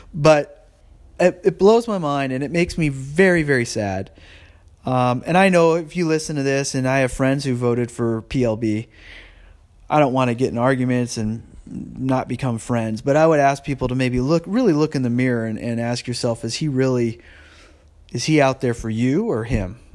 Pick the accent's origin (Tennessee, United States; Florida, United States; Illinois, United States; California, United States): California, United States; I'm a Californian and I'm a, you know, I live in San Jose